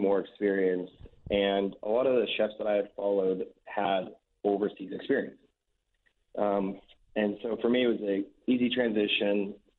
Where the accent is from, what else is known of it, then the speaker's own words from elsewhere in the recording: Wichita, Kansas, United States; moved away as an adult; also born or lived in Denver / Australia; born and raised in Wichita